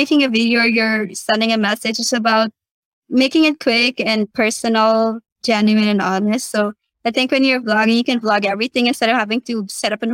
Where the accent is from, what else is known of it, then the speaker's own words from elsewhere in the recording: Guyana; now in Suriname; Guyana is my home country where I was born.